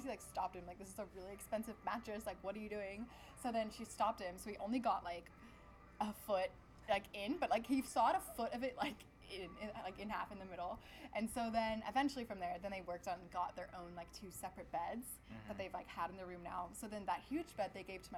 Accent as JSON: {"language": "English", "town": "Irvine", "region": "California", "country": "United States", "tie": "born or raised there", "also_born_or_lived": "Long Beach, California", "said": "We grew up in Irvine. I was born in Long Beach, but grew up in Irvine since I was like five. So basically Irvine, born and raised"}